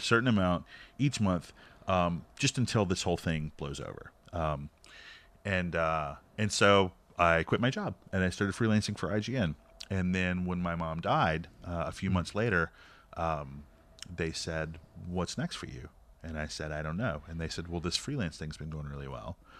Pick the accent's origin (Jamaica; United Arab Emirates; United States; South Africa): United States; North Carolina; we were all friends growing up in North Carolina